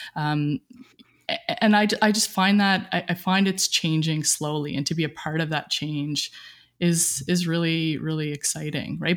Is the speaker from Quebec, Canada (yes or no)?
no; Cape Breton, Nova Scotia, Canada; moved away as an adult; Grew up in a small, uh, rural town. I can't even call it a town, maybe a village in, uh, Cape Breton, Nova Scotia, right on the ocean